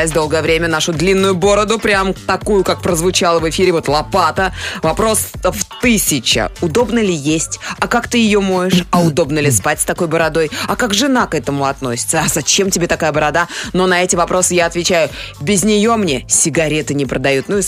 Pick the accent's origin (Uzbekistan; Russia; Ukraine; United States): Uzbekistan; Tashkent; Кстати, про Узбекистан и узбеков. Родился, вырос в Ташкенте.